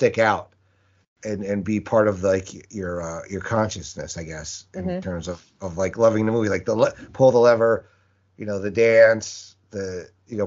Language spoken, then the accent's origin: English; Westchester, New York, United States; growing up in New York, in Westchester.